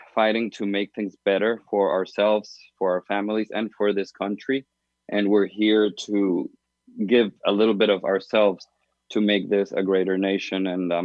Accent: Venezuela; now in United States; because I come from Venezuela, where we celebrate things differently.

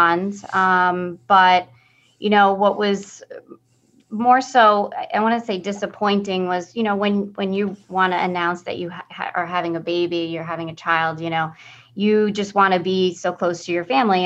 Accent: Locust Valley, New York, United States; I've been born and raised in Locust Valley

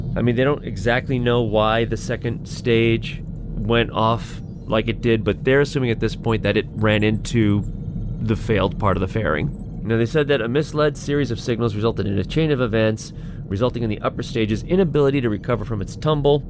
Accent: United States; I'm an American

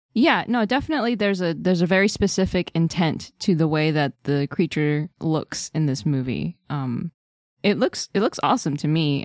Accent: United States; as an American

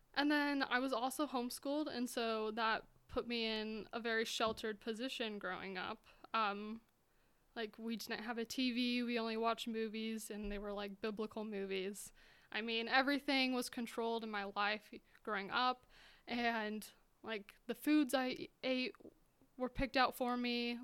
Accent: Utah, United States; moved away as an adult; now in Montana, United States; in Utah, so I grew up in Utah.

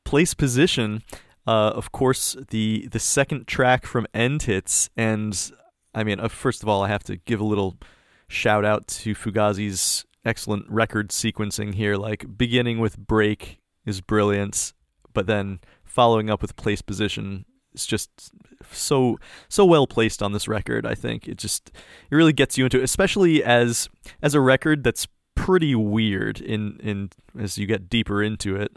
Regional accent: United States; as an American

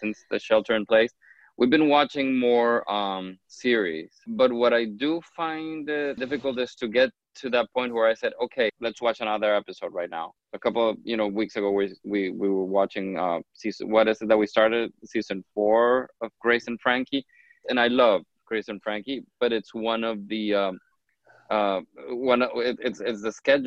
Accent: Honduras; now in United States; I did not grow up here in the States. I was originally born and raised in Honduras.

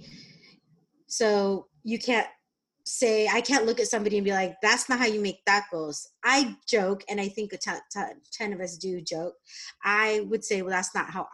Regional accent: San Diego, California, United States; also born or lived in Albuquerque, New Mexico; I grew up in San Diego. I am a I am Mexican American

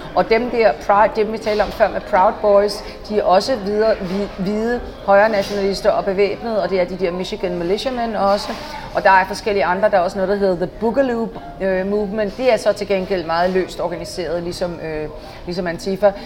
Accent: Denmark; moved away as an adult; also born or lived in Paris, France; now in Washington, D.C., United States; selvom jeg er dansker

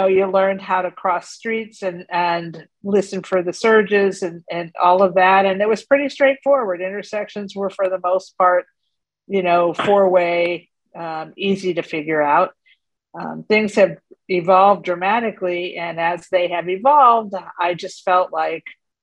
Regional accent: Waukegan, Illinois, United States; also born or lived in Cleveland, Ohio / Pittsburgh / Western New York / New York City; now in Charlotte, United States; I was born in Cleveland, Ohio, and grew up in Waukegan, Illinois

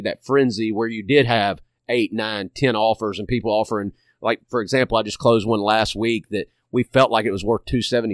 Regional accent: Hernando, Mississippi, United States; I'm born and raised in DeSoto County. I'm from Hernando

